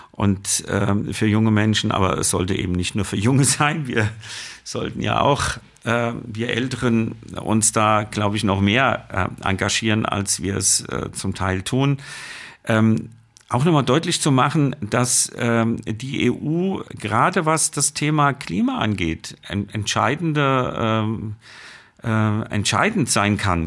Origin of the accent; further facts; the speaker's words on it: Germany; bei uns in Deutschland